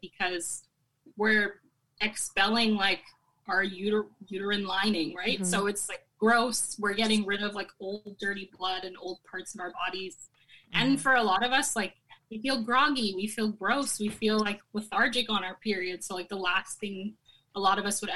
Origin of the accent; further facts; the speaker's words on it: Canada; I'm Caribbean Canadian. Like, my mom's from Jamaica and my dad's from Barbados